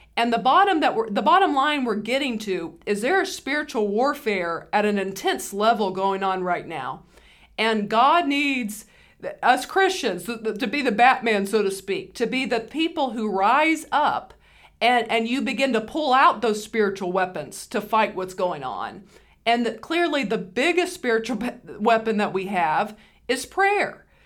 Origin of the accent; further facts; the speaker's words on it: United States; we're American